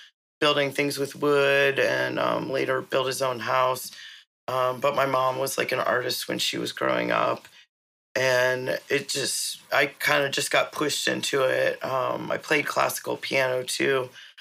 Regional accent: Pittsburgh, Pennsylvania, United States; moved away as an adult; also born or lived in San Francisco; I grew up in Pittsburgh, Pennsylvania, in very white suburbs

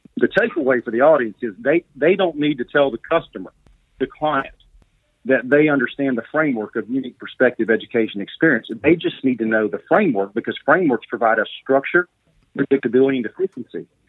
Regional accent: Mobile, Alabama, United States; I'm from Mobile, Alabama. I went to St. Paul's

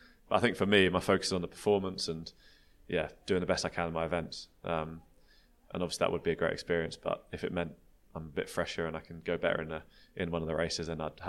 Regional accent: United Kingdom; I'm a British track cyclist

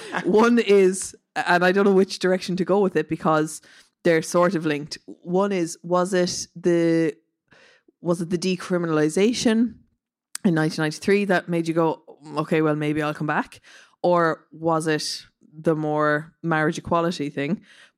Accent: Mallow, Munster, Ireland; well, I'm from Mallow.

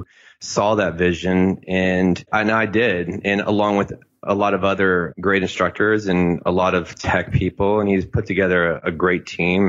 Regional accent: Tampa, Florida, United States; moved away as an adult; also born or lived in New York; I grew up in Tampa

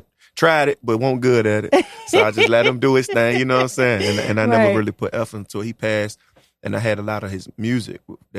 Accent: Norfolk, Virginia, United States; also born or lived in Villa Heights, Norfolk; growing up out Park Place, though

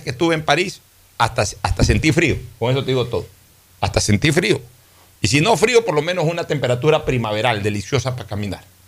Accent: Guayaquil, Guayas, Ecuador; yo, que soy guayaquileño y que Vivo en esta ciudad

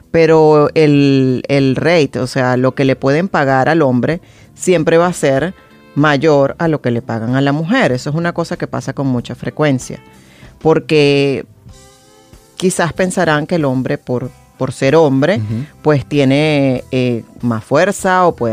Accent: Venezuela; pienso que como venezolanos tenemos una cultura totalmente diferente a la que vemos en el mundo

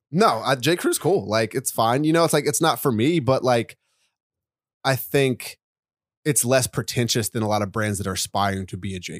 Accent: Charlottesville, Virginia, United States; moved away as an adult; now in New York, United States; I wanna move back to my hometown of Virginia

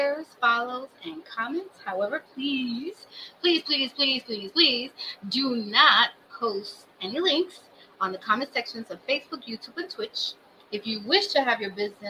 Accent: New York City, New York, United States; also born or lived in Brooklyn / Bronx; born in Brooklyn, raised in Washington Heights, and I live in Bronx.

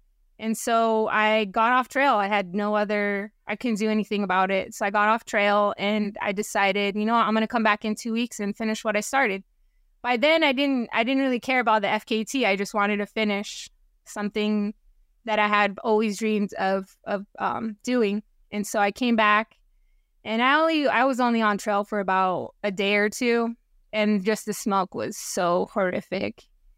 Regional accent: Washington, United States; But then also, I'm from Washington, and my family lives in Washington.

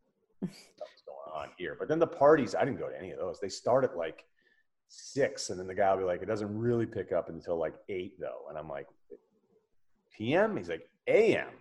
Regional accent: Martha's Vineyard, Massachusetts, United States; growing up in Martha's Vineyard

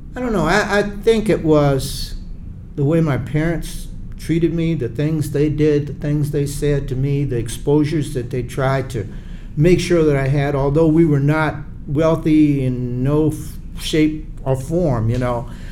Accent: Charleston, South Carolina, United States; I'm from Charleston, South Carolina

